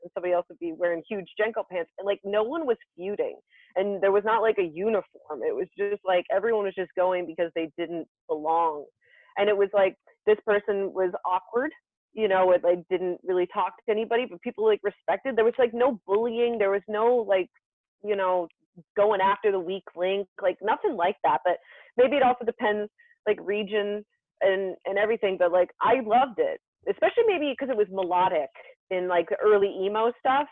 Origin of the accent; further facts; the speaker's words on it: Somerville, New Jersey, United States; my hometown of Somerville, New Jersey